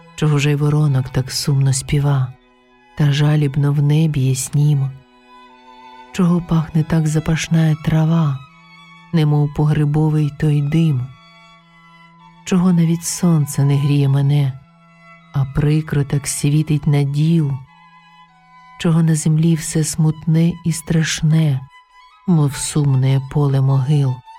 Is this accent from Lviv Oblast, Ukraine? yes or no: no; Kyiv, Ukraine; moved away as an adult; now in Aarau, Switzerland; Я українка, киянка